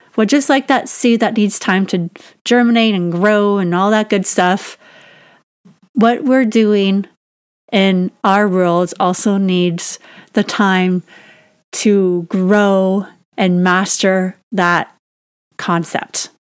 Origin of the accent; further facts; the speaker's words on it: Canada; I'm Canadian and our growing season is just a couple months long